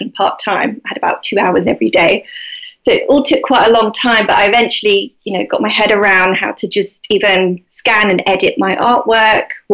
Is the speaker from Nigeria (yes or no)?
no; London, United Kingdom; moved away as an adult; now in Devon, United Kingdom; I grew up in London, so I was living in London. And when I became pregnant with my first son, we decided to move to Devon